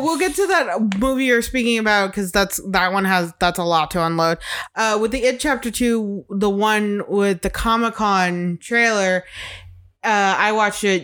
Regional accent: Chicago, Illinois, United States; moved away; growing up in Chicago

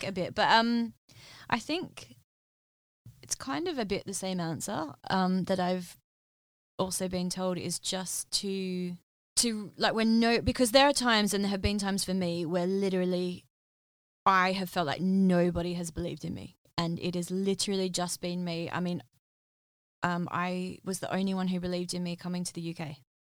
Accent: Western Australia, Australia; moved away as an adult; now in London, United Kingdom; being from Australia

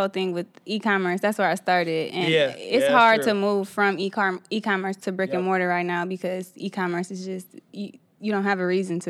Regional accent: Southfield, Michigan, United States; And actually I'm from Southfield.

